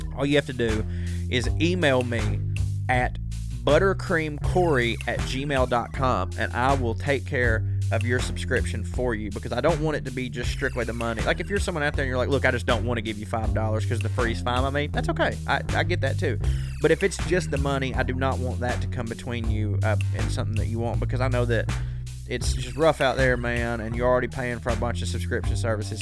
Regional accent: the South, United States; accent: southern; As a southerner with this accent

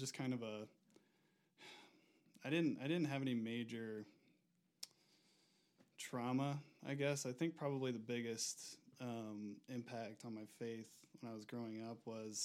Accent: Auburn, Indiana, United States; moved away as an adult; now in Denver, United States; I'm originally from the Midwest, Auburn, Indiana. I moved out to Denver about 4 years ago

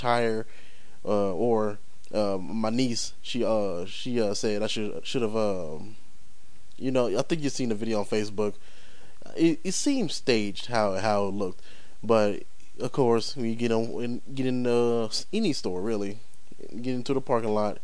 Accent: St. Louis, Missouri, United States; also born or lived in Las Vegas, Nevada; My hometown is basically St. Louis. But I was born here in Vegas

